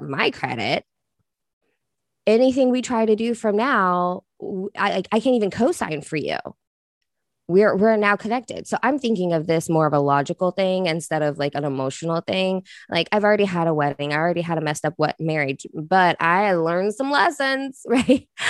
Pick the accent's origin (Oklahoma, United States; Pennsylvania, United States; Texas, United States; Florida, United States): Oklahoma, United States; moved away; I'm from Oklahoma, which is like meth capital, right? Like, that's where I'm originally from